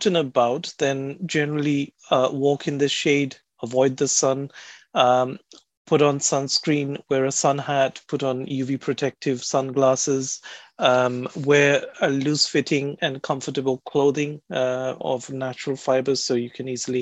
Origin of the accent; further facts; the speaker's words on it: India; now in United Kingdom; I come from India originally